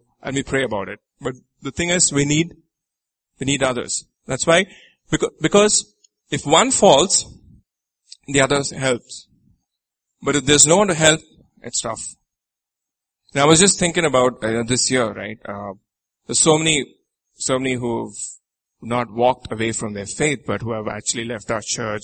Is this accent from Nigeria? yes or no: yes; Nigeria; I'm from Nigeria